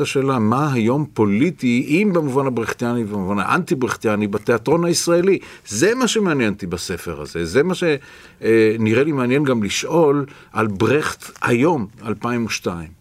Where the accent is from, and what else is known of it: Israel